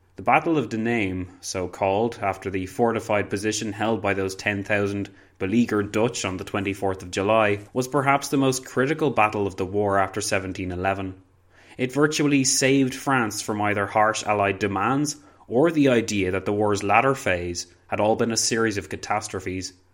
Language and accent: English; Ireland; I'm also Irish